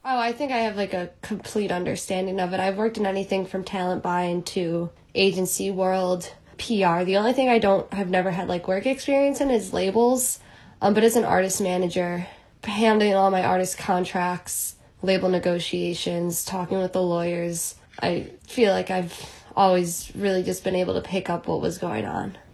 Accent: Chicago, Illinois, United States; now in New York, United States; I'm originally from Chicago. I live in New York now

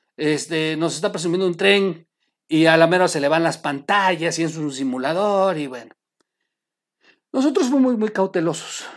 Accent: Oaxaca, Mexico; yo soy de Oaxaca

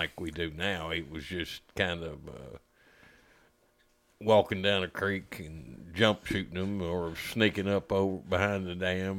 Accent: Lexington, Kentucky, United States; I was born in Southern Kentucky. We moved to Lexington

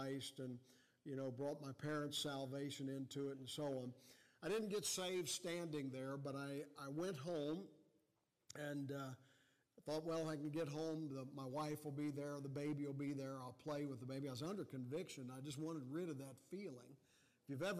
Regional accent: Cincinnati, Ohio, United States; I was born in Cincinnati, Ohio

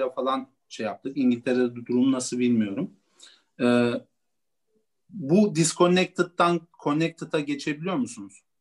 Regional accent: Turkey; biz de Gürcü asıllıyız. Gürcistan asıllıyız. Yani o, Türkiye'de doğma, doğdum

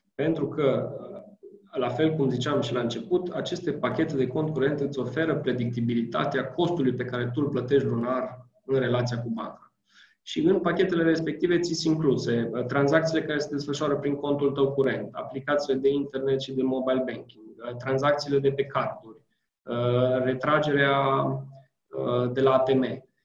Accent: Romania

